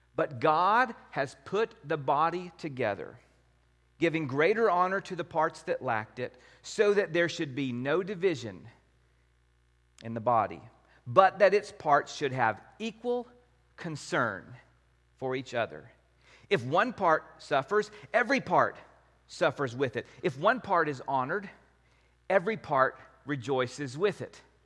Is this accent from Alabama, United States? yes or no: no; Wichita Falls, Texas, United States; the church I grew up at in Wichita Falls